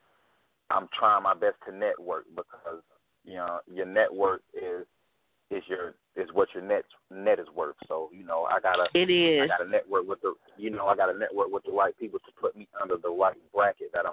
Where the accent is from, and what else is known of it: Asheville, North Carolina, United States